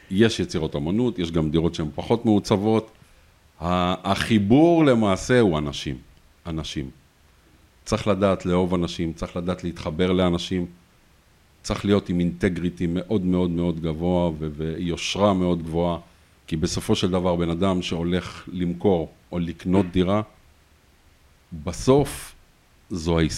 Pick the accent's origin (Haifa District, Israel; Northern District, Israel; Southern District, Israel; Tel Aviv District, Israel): Tel Aviv District, Israel; Tel Aviv; במה שקורה בכל תחום הנדל"ן באזור צפון תל אביב ובעיקר ברמת אביב ג'. אה, ההתמחות שלי למעשה שם נוצרה כי גדלתי שם, גרתי שם.